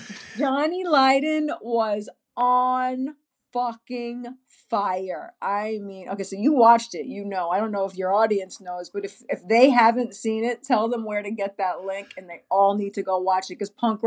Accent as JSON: {"language": "English", "region": "New York", "country": "United States", "tie": "born or raised there", "lives_now": "Los Angeles, United States", "said": "I'm from New York, but I'm sitting here in LA, so I'm saying they, even yeah, though exactly. I'm part of the New York experience because that's where I grew up."}